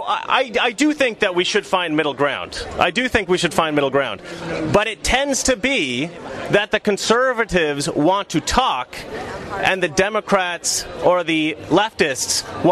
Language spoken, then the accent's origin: English; Oregon, United States; I'm from Oregon.